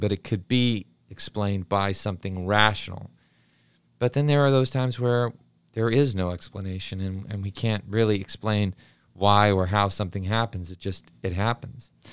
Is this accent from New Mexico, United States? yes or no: yes; New Mexico, United States; growing up in New Mexico